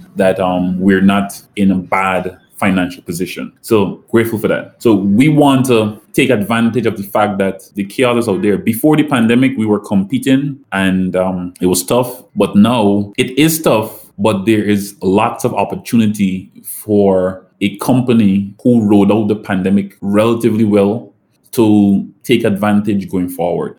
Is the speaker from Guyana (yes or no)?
yes; Guyana; moved away as an adult; also born or lived in Florida, United States; now in St. Lucia; I grew up in Guyana